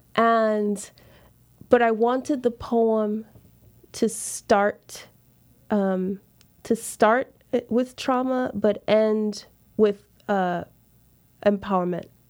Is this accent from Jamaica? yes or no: yes; Montego Bay, Saint James, Jamaica; moved away as an adult; also born or lived in Charlottesville, Virginia / Los Angeles, California; I grew up in Jamaica, Rastafarian